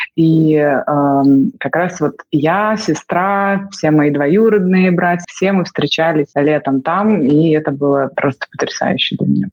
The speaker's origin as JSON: {"language": "Russian", "region": "Minsk", "country": "Belarus", "tie": "born or raised there", "also_born_or_lived": "Ukraine", "moved": "yes"}